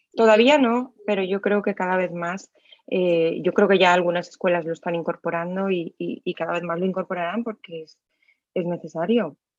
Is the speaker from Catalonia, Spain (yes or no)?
no; Alcoy, Valencian Community, Spain; en mi ciudad natal, en Alcoy